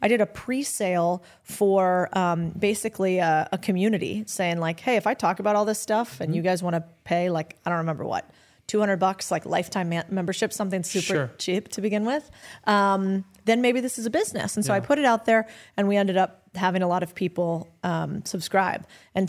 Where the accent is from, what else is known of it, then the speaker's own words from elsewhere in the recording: Arizona, United States; I'm from Arizona.